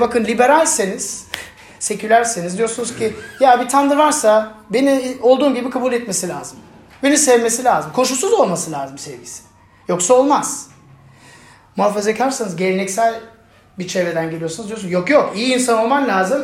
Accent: Germany; moved away; Ben Almanya'da büyüdüm ve benim etrafımda birçok ya ırkçı arkadaş vardı. Yani ben tek Türktüm sınıfta.

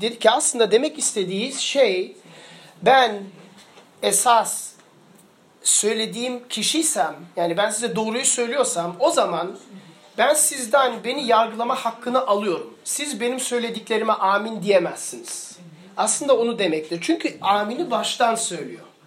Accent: Germany; ben büyürken Almanya'da doğdum, büyüdüm ve Almanya'da çok büyük ırkçılık sorunu vardı

